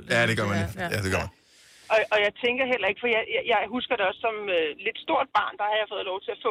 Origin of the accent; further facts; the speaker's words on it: Alsø, Zealand, Denmark; Jeg er fra Alsø på Lolland.